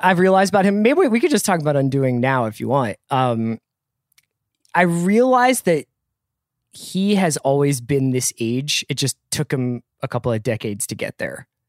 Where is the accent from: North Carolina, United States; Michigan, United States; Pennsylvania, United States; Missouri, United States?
Pennsylvania, United States; Philadelphia; I'm from Philadelphia.